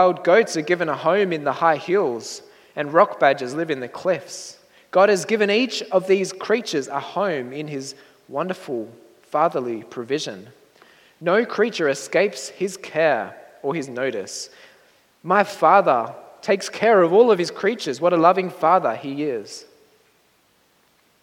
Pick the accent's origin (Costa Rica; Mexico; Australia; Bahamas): Australia; moved away; my hometown in Australia